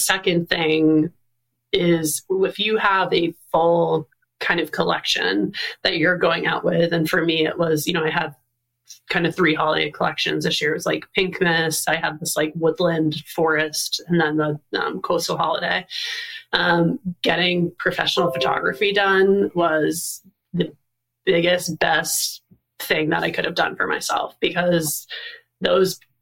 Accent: Maine, United States; I'm from Maine, I live in Maine

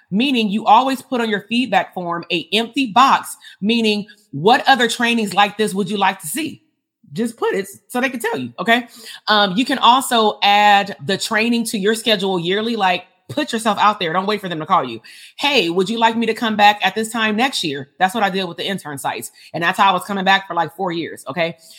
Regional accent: Compton, California, United States; I grew up in Compton

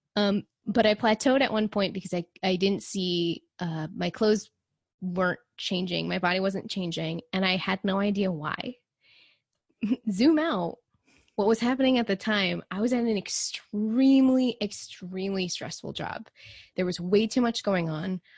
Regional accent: Texas, United States; I grew up in Texas, and so it's really hot

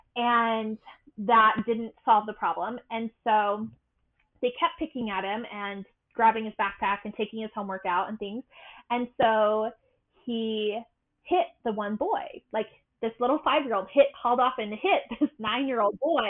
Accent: Utah, United States; also born or lived in Massachusetts; I am from Utah, and Utah has a very prominent, dominant religious culture, the, the Mormons. I'm not Mormon, but I did grow up here

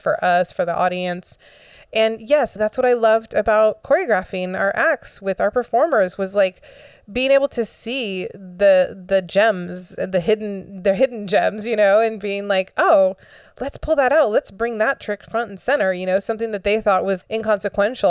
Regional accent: Florida, United States; I grew up in Florida and I've been through a lot of hurricanes

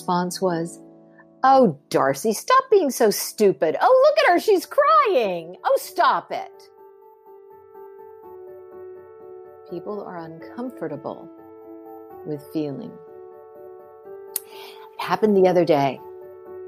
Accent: Pittsburgh, Pennsylvania, United States; moved away; I'm from Pittsburgh

